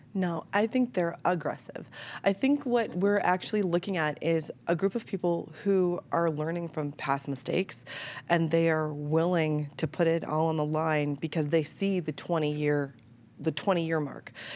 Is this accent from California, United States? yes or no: no; Chicago, Illinois, United States; moved away; I'm a Chicagoan, like born and raised